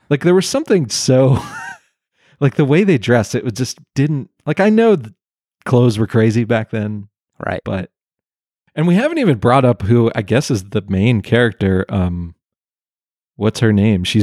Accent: Pennsylvania, United States; I'm I'm from Pennsylvania right.

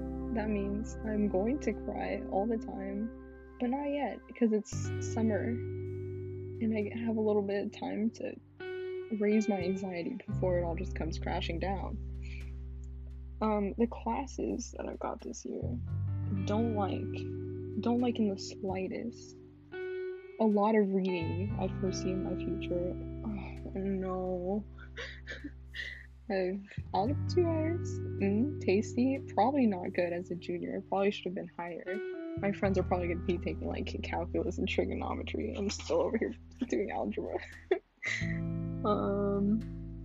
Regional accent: California, United States; I'm still from California

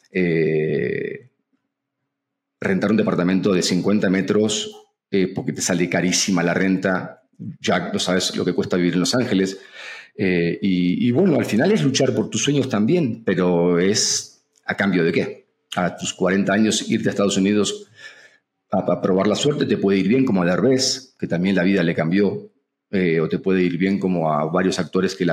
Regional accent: Argentina; now in Mexico; yo soy un agradecido de México, estoy a punto de hacerme mexicano, nacionalizarme y para un argentino venir a México es como para un mexicano irse a Hollywood

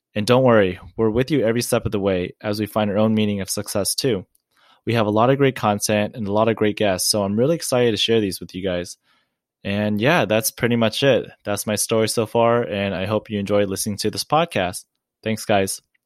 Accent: Orange County, California, United States; I'm from Orange County, California, and I'm a first generation Asian American that was born here from my family

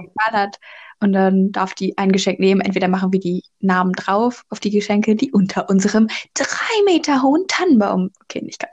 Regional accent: North Rhine-Westphalia, Germany; bei uns in NRW gibt es ja Schützenfest

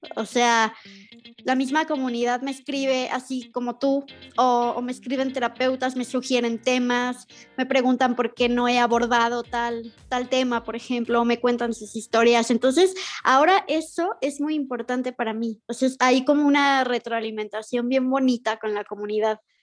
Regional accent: Mexico; soy de México.

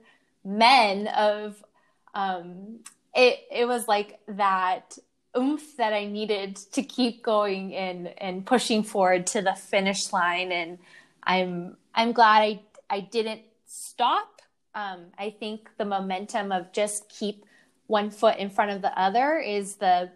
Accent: San Francisco, California, United States; now in Sausalito, United States; I'm from San Francisco

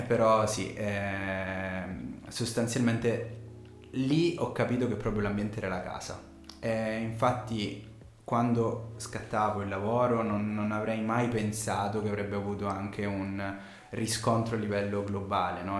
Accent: Sicily, Italy; accent: Sicilian; moved away as an adult; now in Milan, Italy; però io sono siciliano, si sente dall'accento

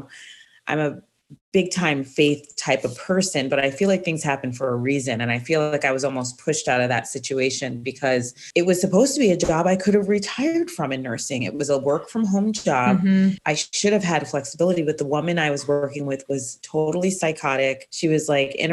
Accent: Jamaica; moved away; I was born in Jamaica

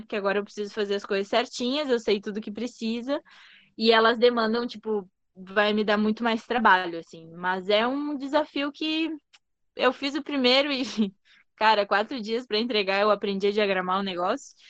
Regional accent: São Borja, Rio Grande do Sul, Brazil; now in Bento Gonçalves, Brazil; Eu sou natural de São Borja, que é tipo interior do interior do estado do Rio Grande do Sul, divisa com a Argentina já. Então, em 2009 eu me mudei para cá com a minha família, enfim. E aí ainda tava, tinha 11 anos

